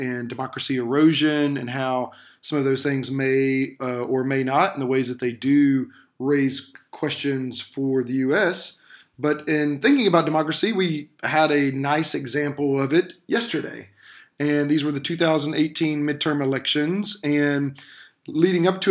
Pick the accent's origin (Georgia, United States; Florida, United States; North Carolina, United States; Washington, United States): Georgia, United States; I'm from Georgia